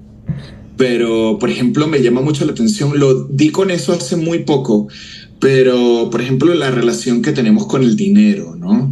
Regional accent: Venezuela; moved away as an adult; now in Mexico; mi país de nacimiento, Venezuela

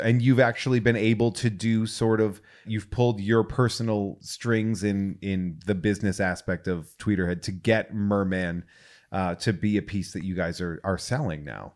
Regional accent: New England, United States; moved away; I'm originally from New England

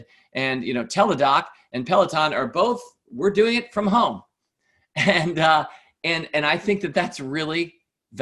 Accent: United States; as an American

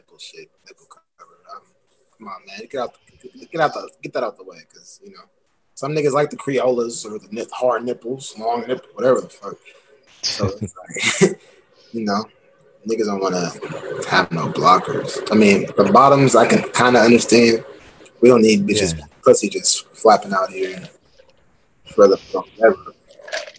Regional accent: Seattle, Washington, United States; I'm in Seattle right now. I'm from Seattle

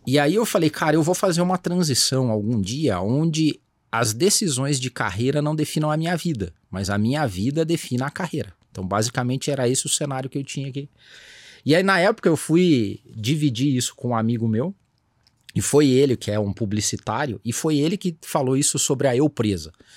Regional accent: Brazil; born or raised there

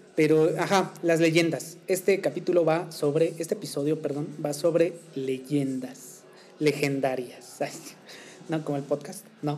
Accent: Mexico; nosotros como, como mexicanos

